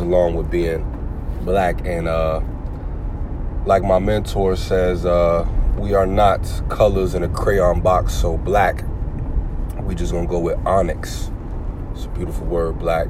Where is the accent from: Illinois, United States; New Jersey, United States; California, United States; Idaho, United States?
New Jersey, United States; moved away as an adult; also born or lived in Houston, Texas; now in Florida, United States; Living in Sunshiny, Florida. I hail from Jersey. Born in Houston, Texas. So got love for Texas, but you know I rep Jersey because that's where everything has happened, man, for me